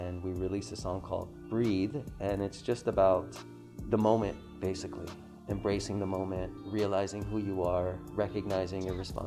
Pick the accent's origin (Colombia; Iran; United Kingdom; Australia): Iran; now in Hawaii, United States; I tell them I'm from Iran